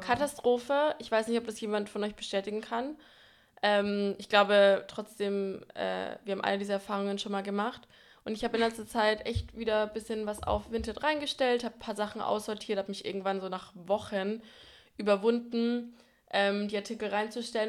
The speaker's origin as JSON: {"language": "German", "area": "Franconia", "region": "Bavaria", "country": "Germany", "moved": "yes", "lives_now": "Berlin, Germany", "said": "wir kommen beide aus Franken"}